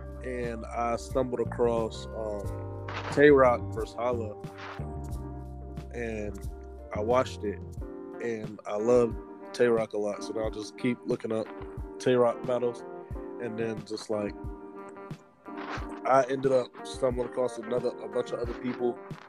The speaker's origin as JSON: {"language": "English", "region": "the Carolinas", "country": "United States", "tie": "born or raised there", "also_born_or_lived": "Fayetteville / Columbia / Charlotte / Harrisburg", "said": "Well, I grew up like all around the Carolinas. I was in Fayetteville, Columbia, Charlotte, Harrisburg."}